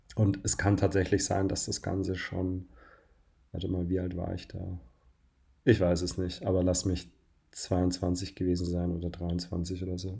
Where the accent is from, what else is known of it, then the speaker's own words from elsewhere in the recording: Bavaria, Germany; now in Berlin, Germany; Ich komme ja aus Bayern